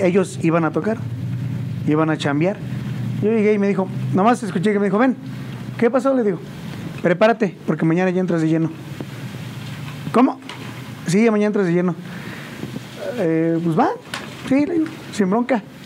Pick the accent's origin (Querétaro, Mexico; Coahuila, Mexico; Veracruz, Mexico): Querétaro, Mexico; San Juan del Río; yo soy originario de El Rosario, San Juan del Río. Eh, pues ahí toda mi vida, desde chiquillo. hasta la fecha